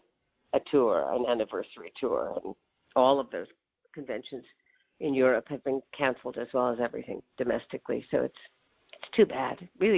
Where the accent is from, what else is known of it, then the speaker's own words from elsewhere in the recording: Iowa, United States; moved away; my native state of Iowa